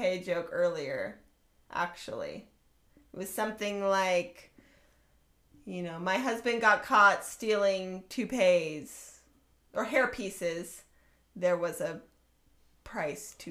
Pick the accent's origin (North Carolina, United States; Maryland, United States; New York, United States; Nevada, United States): Nevada, United States; Las Vegas; we're from Las Vegas